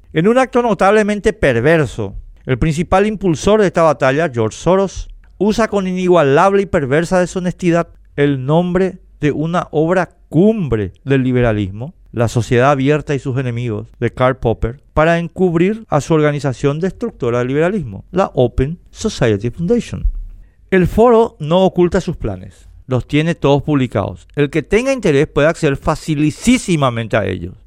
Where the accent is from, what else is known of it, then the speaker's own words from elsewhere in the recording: Paraguay; Queremos seguir siendo paraguayos